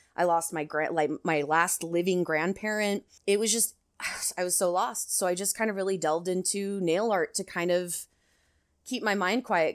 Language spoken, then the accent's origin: English; Washington, United States; I'm from Washington